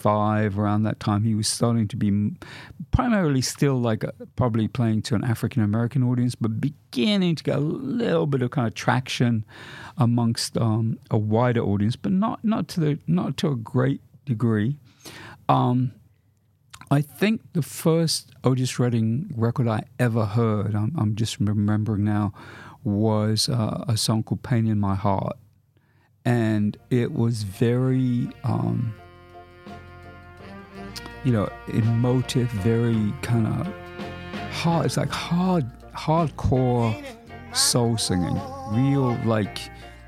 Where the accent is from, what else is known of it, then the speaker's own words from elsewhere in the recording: London, United Kingdom; I was a teenager growing up in London